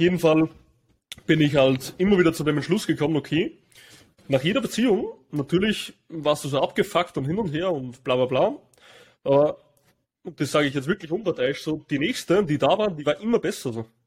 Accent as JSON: {"language": "German", "country": "Austria", "said": "bei uns in Österreich"}